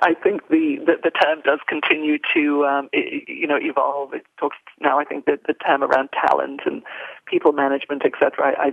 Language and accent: English; United Kingdom; now in United States; I am a Brit, um, although now an American national, I, am certainly I'm still a very proud Brit at heart.